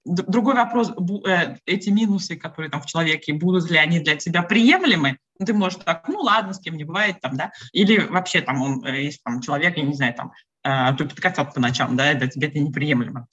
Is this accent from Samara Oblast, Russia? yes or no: yes; Samara, Samara Oblast, Russia; moved away as an adult; now in Valencia, Spain; до 34 лет я жила и не тужила в Самаре, на реке Волги, в России.